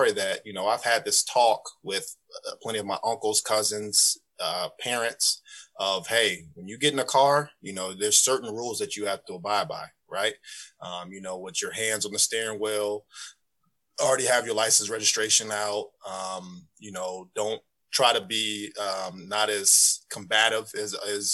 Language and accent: English; Urbana, Illinois, United States; moved away as an adult; also born or lived in Danville, Illinois; now in Atlanta, United States; grown up in Urbana. I went to Leo for elementary school